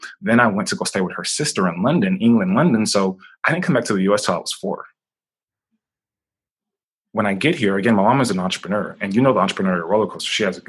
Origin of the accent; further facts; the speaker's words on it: Nigeria; also born or lived in Boston, United States; just growing up, like, I grew up, I was born in Boston, Massachusetts. Within 3 or 4 weeks, maybe 6 weeks, my mom shipped me across to Nigeria because she was a new entrepreneur.